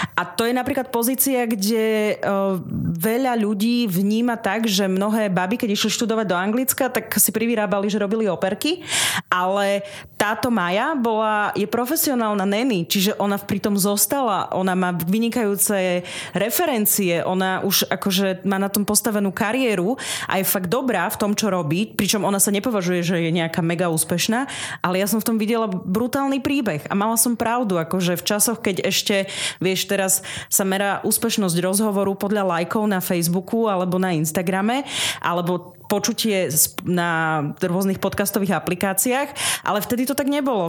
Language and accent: Slovak; Pichne, Prešov Region, Slovakia; ja pochádzam z rusínskej obce Pichne, to sú tie Pichne, je to okres Snina, asi 6 kilometrov od Sniny, východné Slovensko pri ukrajinských hraniciach